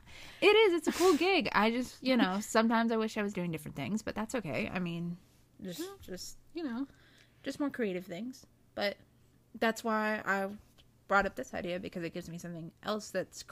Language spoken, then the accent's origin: English; South Carolina, United States; I've been born and bred in South Carolina my entire life.